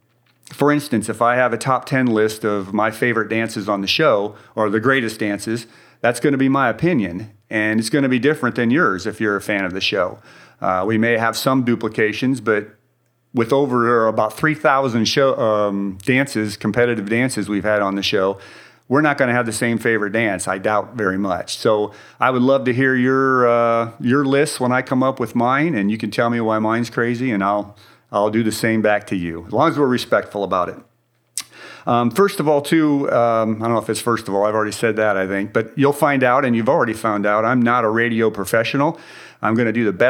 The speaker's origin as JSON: {"language": "English", "region": "Indiana", "country": "United States", "tie": "born or raised there", "moved": "as an adult", "lives_now": "Dallas, United States", "said": "I grew up in Indiana. Went to Purdue University there"}